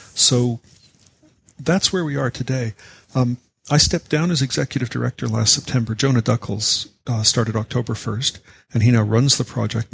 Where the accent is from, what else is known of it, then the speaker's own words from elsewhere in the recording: Canada; I'm a Canadian